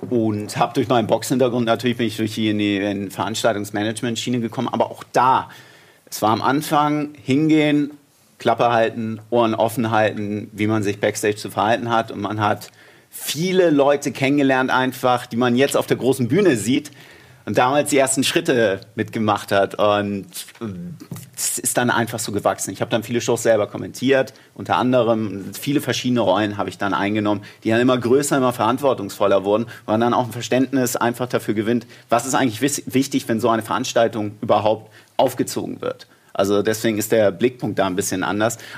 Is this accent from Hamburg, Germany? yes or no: yes; Hamburg, Germany; Also ich komme aus Hamburg, alles hinterm Elbtunnel ist Bayern.